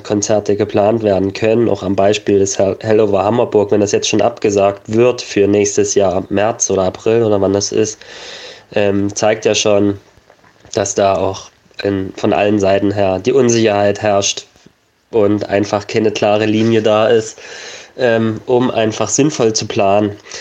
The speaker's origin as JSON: {"language": "German", "country": "Germany", "said": "bei uns in Deutschland"}